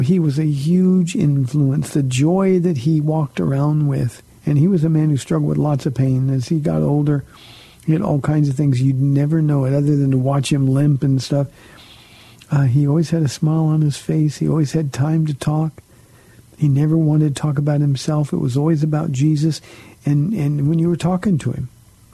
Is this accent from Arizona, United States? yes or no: no; Southern California, United States; I grew up in Southern California where everybody knew about Calvary Chapel